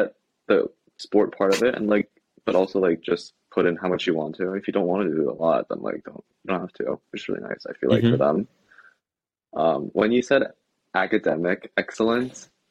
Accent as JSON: {"language": "English", "region": "Pennsylvania", "country": "United States", "moved": "yes", "said": "we're from Pennsylvania"}